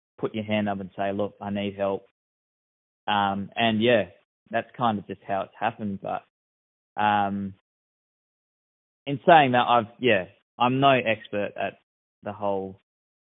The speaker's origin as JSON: {"language": "English", "town": "Narembeen", "region": "Western Australia", "country": "Australia", "tie": "born or raised there", "also_born_or_lived": "Bruce Rock / Perth", "said": "I have a draft horse and a hawk in Narrabeen, which is my hometown."}